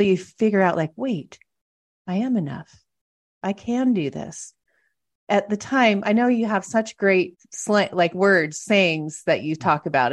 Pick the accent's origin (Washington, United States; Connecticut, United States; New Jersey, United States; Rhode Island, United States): Washington, United States; moved away as an adult; also born or lived in Montana; now in San Diego, United States; I grew up in Washington, met somebody, moved to Montana